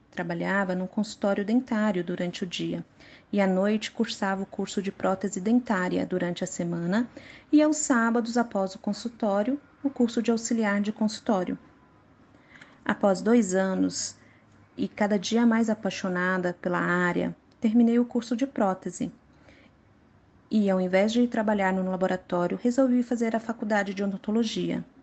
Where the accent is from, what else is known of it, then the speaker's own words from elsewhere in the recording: Contagem, Minas Gerais, Brazil; moved away as an adult; now in São Paulo, Brazil; Eu nasci em Contagem, Minas Gerais, onde morava com meus pais e meu irmão.